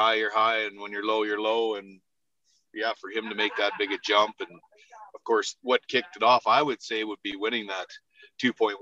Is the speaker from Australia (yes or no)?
no; Prince Albert, Saskatchewan, Canada; born and raised in Prince Albert